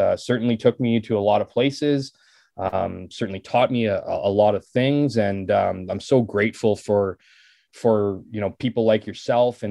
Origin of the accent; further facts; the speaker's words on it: Winnipeg, Manitoba, Canada; I grew up in St. James. I still live in St. James.